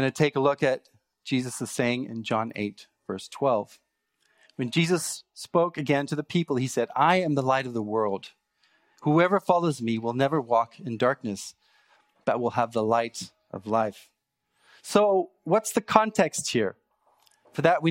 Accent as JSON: {"language": "English", "country": "South Africa", "tie": "born or raised there", "moved": "as an adult", "lives_now": "Canada", "said": "I grew up in South Africa"}